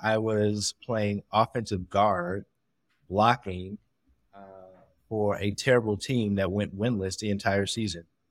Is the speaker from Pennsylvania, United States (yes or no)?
yes; Pittsburgh, Pennsylvania, United States; I'm originally from Pittsburgh, Pennsylvania